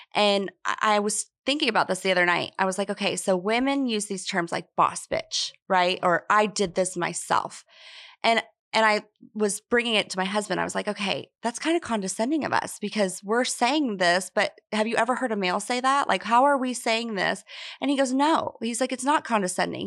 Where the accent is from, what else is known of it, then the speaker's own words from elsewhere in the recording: Kansas, United States; moved away as an adult; also born or lived in Nashville, Tennessee; now in Tampa, United States; I opened another hair salon in my hometown in Kansas